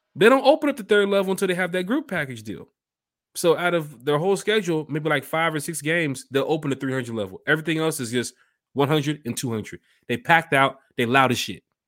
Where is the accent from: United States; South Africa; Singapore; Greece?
United States; I'm from America.